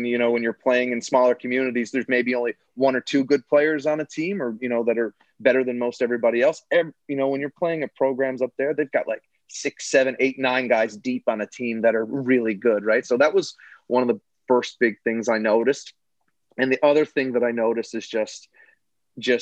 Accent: Mount Pearl, Newfoundland and Labrador, Canada; I grew up in Mount Pearl

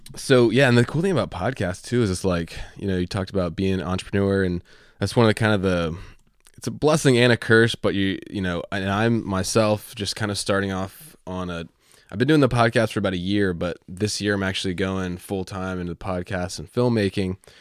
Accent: Virginia, United States; I'm from Virginia

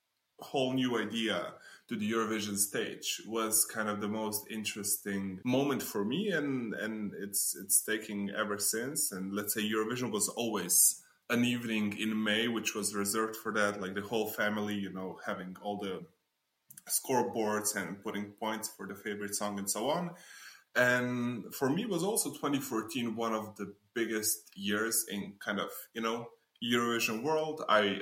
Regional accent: Slovenia; English is a second language; I'm coming from Slovenia.

